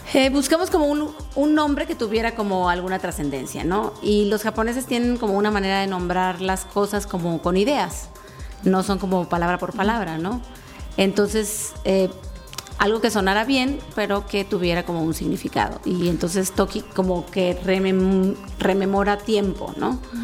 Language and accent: Spanish; Sinaloa, Mexico; now in Querétaro, Mexico; yo soy em, una sinaloense venida a, o sea, emigrada, pues